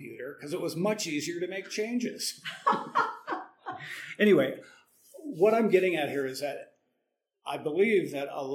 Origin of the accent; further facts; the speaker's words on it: Moose Jaw, Saskatchewan, Canada; moved away; also born or lived in Vancouver; I said, "Moose Jaw."